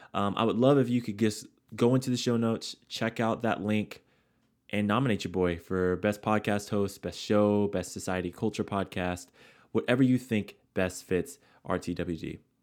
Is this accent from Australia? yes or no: no; San Diego, California, United States; now in Long Beach, United States; I'm a kid from, you know, San Diego, love my hometown, live in Long Beach